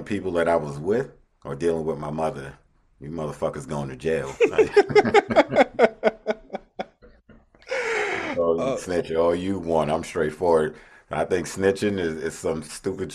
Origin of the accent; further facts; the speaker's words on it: New Jersey, United States; growing up in New Jersey